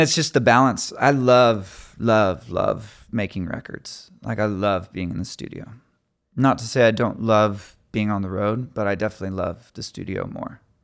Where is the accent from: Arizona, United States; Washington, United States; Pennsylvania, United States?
Arizona, United States; Phoenix; we're from Phoenix, Arizona